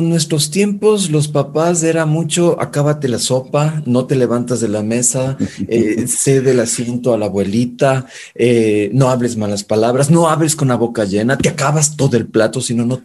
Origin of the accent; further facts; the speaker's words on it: Quito, Pichincha, Ecuador; also born or lived in Mexico; yo soy quiteño de cepa, nací en la famosa clínica Mosquera en ese tiempo